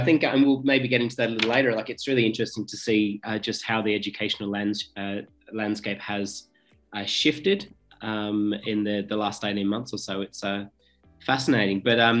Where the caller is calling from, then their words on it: Sydney, New South Wales, Australia; Sydney is in lockdown, which is where I'm calling from.